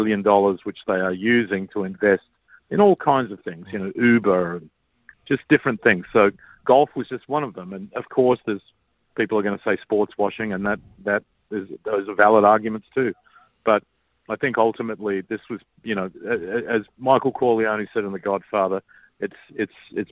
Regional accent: Australia; I grew up with in Australia

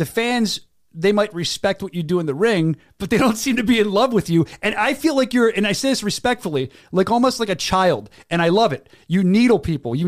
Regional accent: Philadelphia, Pennsylvania, United States; accent: Philadelphia area; my horrible Philadelphia area accent

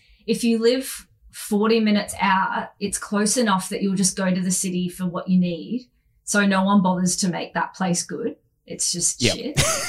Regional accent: Queensland, Australia; I actually grew up in Queensland. I'm a Queensland girl, which you can probably tell from my voice and general demeanor.

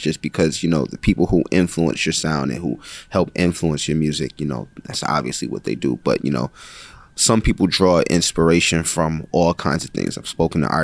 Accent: Buffalo, New York, United States; I'm from Buffalo, New York

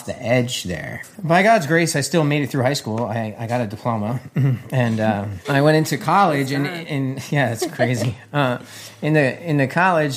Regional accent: New Jersey, United States; moved away; I grew up in New Jersey as well, just 20 minutes away from where she grew up

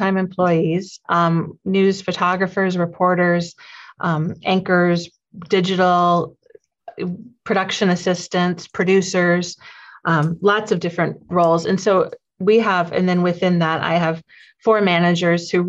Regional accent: Sioux Falls, South Dakota, United States; this is my hometown. I grew up in Sioux Falls

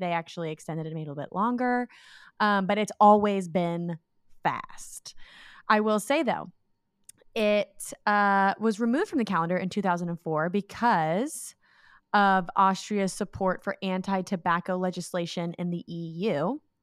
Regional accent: United States; being an American

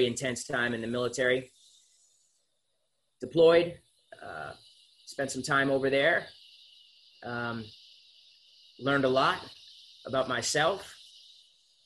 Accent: Concord, Massachusetts, United States; I grew up in Massachusetts. I was born in the Concord area right outside of Boston

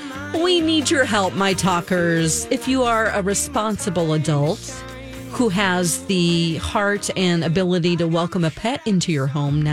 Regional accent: Springfield, Missouri, United States; born or raised there

